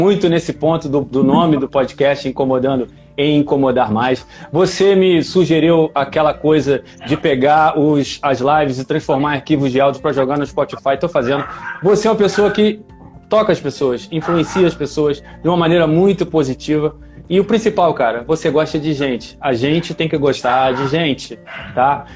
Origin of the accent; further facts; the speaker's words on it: Nova Iguaçu, Rio de Janeiro, Brazil; natural aqui da minha terra, Nova Iguaçu